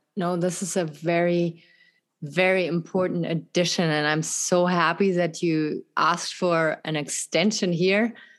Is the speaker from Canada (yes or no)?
no; Germany; English is a second language; also born or lived in France; now in United States; in Europe, where I come from Germany, from France, it is very different.